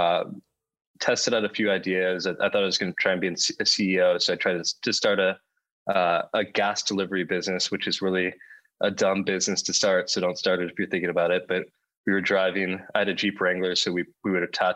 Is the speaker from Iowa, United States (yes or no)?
no; near Palo Alto, California, United States; also born or lived in Los Angeles, United States; I grew up 5 minutes from Palo Alto and 5 minutes from Sand Hill Road